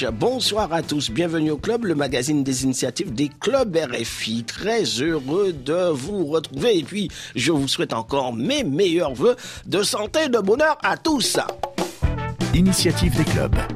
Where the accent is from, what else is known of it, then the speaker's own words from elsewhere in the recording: Butembo, North Kivu, DR Congo; En fait, ici, chez nous, à Boutembo